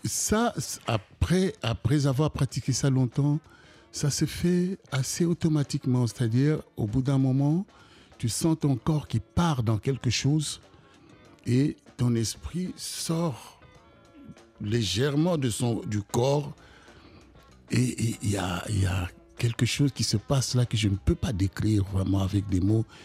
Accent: Kinshasa, DR Congo; moved away as an adult; also born or lived in Brussels, Belgium / United States; now in France; je viens du Congo, Kinshasa

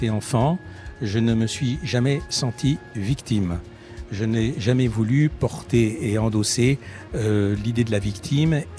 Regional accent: France; J'étais en France, je vis en France, je suis français et je veux qu'on me considère comme, avant tout comme un Français.

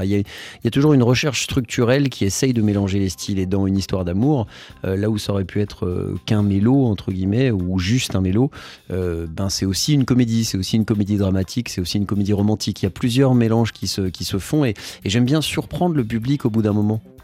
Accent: Paris, Île-de-France, France; J'ai grandi à Paris, dans le 18e arrondissement, un quartier plutôt populaire

